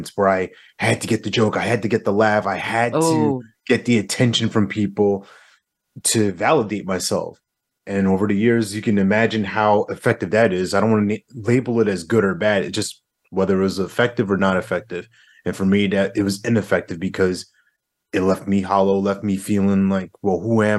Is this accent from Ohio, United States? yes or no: no; New York, United States; now in North Carolina, United States; I'm originally from New York